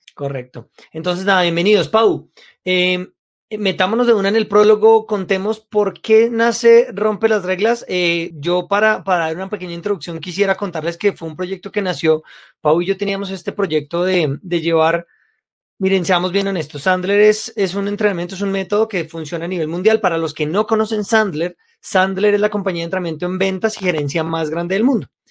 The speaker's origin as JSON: {"language": "Spanish", "region": "Bogotá", "country": "Colombia", "tie": "born or raised there", "said": "Yo nací en Colombia, en Bogotá"}